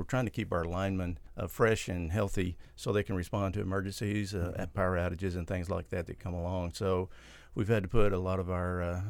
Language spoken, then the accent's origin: English; Pecos, Texas, United States; moved away; There's a little town called Pecos. That's mm-hmm. where I grew up. And when I turned 18, I tried to hit the road and get out of there